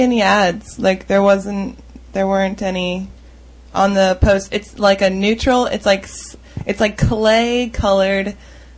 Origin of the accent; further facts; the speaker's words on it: United States; I'm the pretty stereotypical loud American